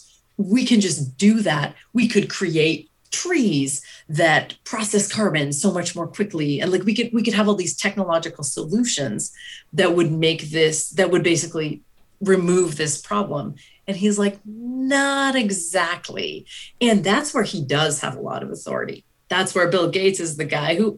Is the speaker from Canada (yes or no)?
yes; Canada; So as a Canadian